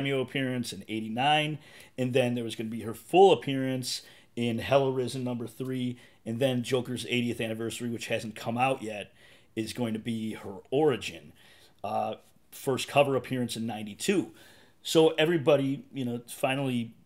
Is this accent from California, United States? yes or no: no; Chicago, Illinois, United States; moved away; My hometown, you got the Windy City